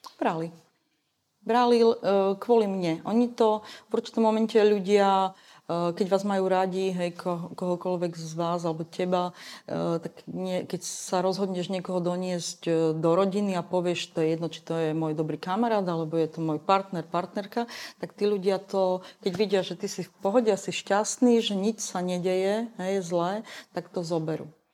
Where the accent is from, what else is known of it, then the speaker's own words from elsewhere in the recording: Košice, Košice Region, Slovakia; v tom mojom rodnom meste v Košiciach